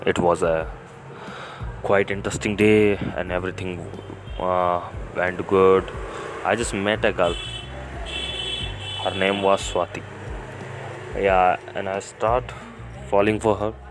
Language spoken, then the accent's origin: English; Jaipur, Rajasthan, India; I'm from Jaipur